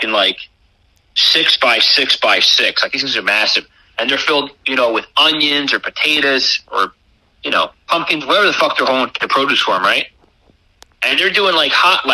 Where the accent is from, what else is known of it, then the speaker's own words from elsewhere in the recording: upstate New York, United States; I'm from New York